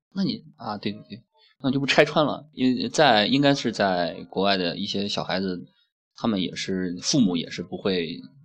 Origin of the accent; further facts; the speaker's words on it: China; 我们中国人因为当局者迷嘛